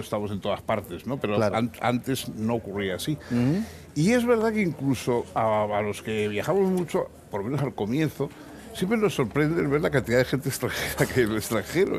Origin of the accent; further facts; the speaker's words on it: San Sebastián, Basque Country, Spain; moved away; es de mi patria chica, es de mi misma de la misma ciudad y hemos conocido los mismos eh, ambientes y nos, hemos jugado en los mismos parques